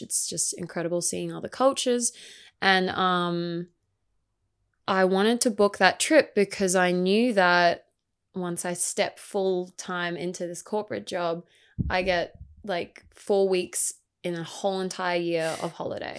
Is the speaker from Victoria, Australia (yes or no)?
no; Gold Coast, Queensland, Australia; also born or lived in Brisbane; I grew up on the Gold Coast, um, I've lived here pretty much all my life besides a short stint in Brisbane